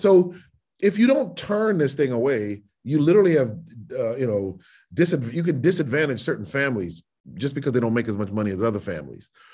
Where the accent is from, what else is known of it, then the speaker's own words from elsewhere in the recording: United States; as an American who votes and loves my country